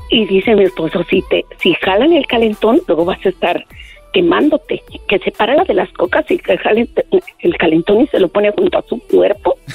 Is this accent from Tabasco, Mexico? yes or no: no; Mexico City, Mexico; Yo soy del DF y yo no agarro chusma.